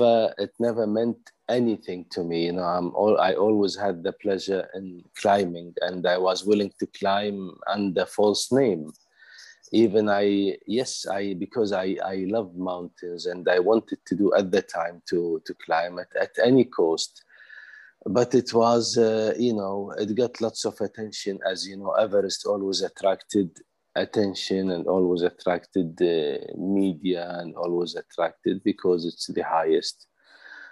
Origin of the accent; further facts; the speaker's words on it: Kuwait; also born or lived in Switzerland; I'm from Kuwait, but I reside part-time in Switzerland.